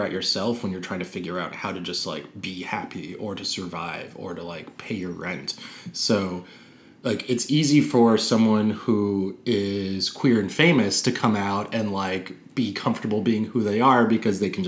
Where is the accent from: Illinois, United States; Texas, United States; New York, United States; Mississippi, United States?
New York, United States; New York City; I grew up in Park Slope